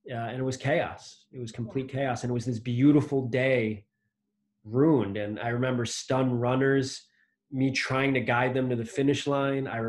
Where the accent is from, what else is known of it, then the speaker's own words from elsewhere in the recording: Connecticut, United States; now in Boston, United States; you grow up in New England, as I did, I grew up in Connecticut